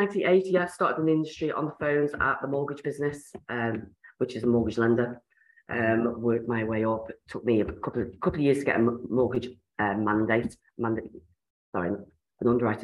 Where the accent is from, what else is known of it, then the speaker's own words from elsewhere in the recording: Ireland; now in West Yorkshire, United Kingdom; Yes, I'm in West Yorkshire. So, yes, I've been around the block a bit. I'm Irish as well.